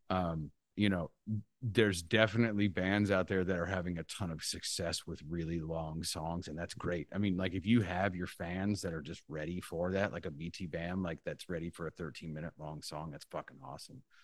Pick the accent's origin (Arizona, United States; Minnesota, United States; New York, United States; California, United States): California, United States; Central Valley; I grew up in the Central Valley